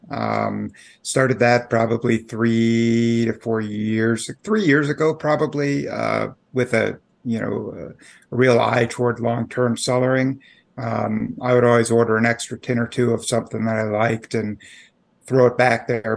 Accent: Chicago area, Illinois, United States; moved away as an adult; also born or lived in Peoria, Illinois; now in Washington, D.C., United States; I grew up in the Chicago area, um, just outside of Chicago, one of the Collar Counties

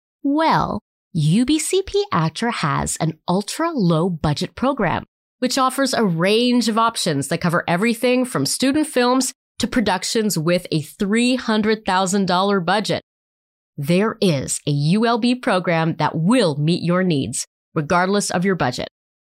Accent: Montreal, Quebec, Canada; moved away; also born or lived in Southern Ontario; I'm not from here originally. I've been here 20 years, but I'm originally from Montreal. Spent my teen years in Southern Ontario.

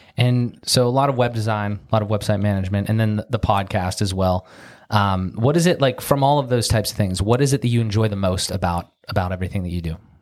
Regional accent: Pittsburgh, Pennsylvania, United States; We're in Pittsburgh, Pennsylvania, my hometown.

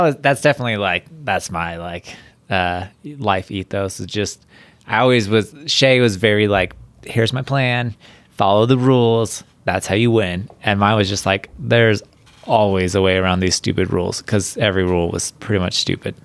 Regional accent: Huntington Beach, California, United States; I grew up in, like, Huntington Beach, California

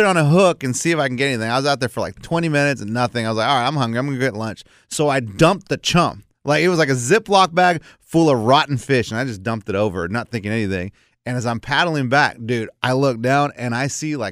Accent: South Padre Island, Texas, United States; I grew up in South Padre

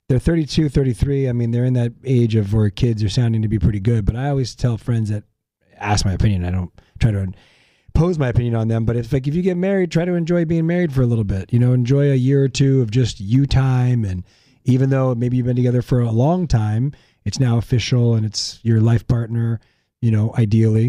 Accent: La Puente, California, United States; grew up in La Puente

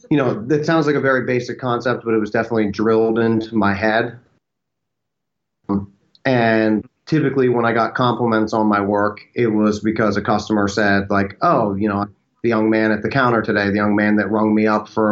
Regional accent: Birdsboro, Pennsylvania, United States; now in Austin, United States; I'm originally from the Philadelphia area. I actually have a small town of about 5,000 people called Birdsboro, Pennsylvania

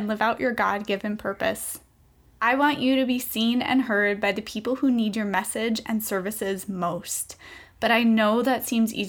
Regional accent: Minnesota, United States; I am from Minnesota, so I live here with my five-year-old daughter

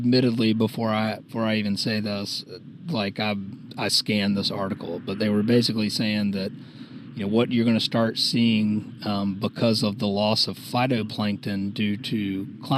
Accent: Savannah, Georgia, United States; moved away as an adult; now in Charleston, United States; I was born and raised in Savannah and live in Charleston

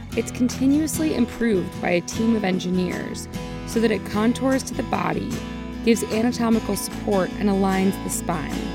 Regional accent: North Carolina, United States; my home state of North Carolina

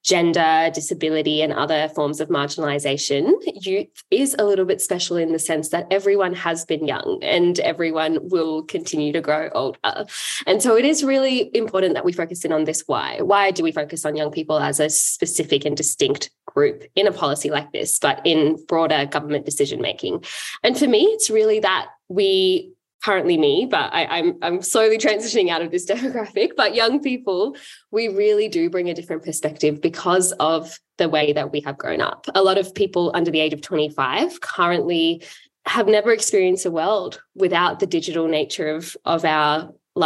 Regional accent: Adelaide, South Australia, Australia; I grew up in Adelaide, and I come from a Sri Lankan family

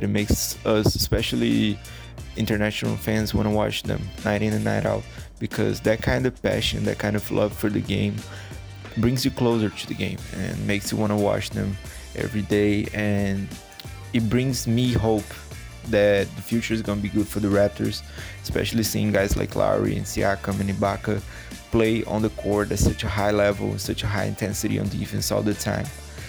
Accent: Brazil; My Twitter handle is at …. I'm a fan from Brazil

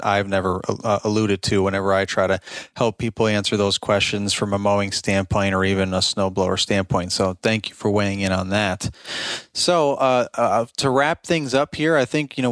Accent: Albany, New York, United States; also born or lived in Utica, New York; I'm from Albany, New York

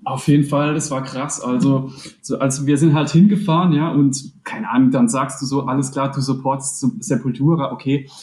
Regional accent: Rhineland-Palatinate, Germany; wir sind alle aus der Pfalz

